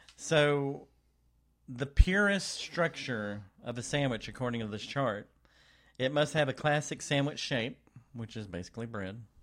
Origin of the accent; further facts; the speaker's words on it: Texas, United States; I'm also from Texas